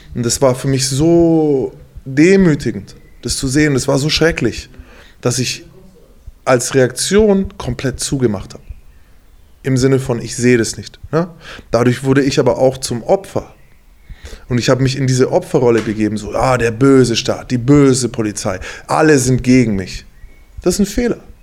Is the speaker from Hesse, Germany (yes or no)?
no; Bavaria, Germany; now in Mainz, Germany; ich komme aus Bayern